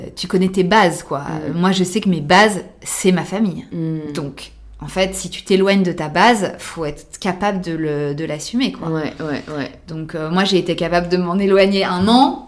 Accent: France; also born or lived in New York; en tant que française

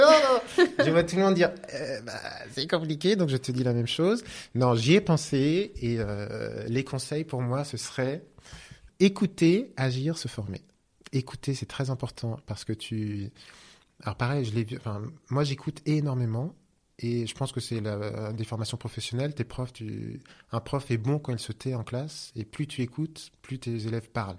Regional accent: Normandy, France; je suis normand

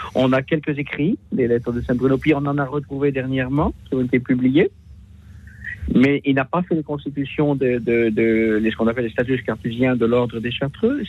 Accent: Passau, Bavaria, Germany; now in Lyon, France; le pays où je suis né aussi, puisque moi je suis né à Passau

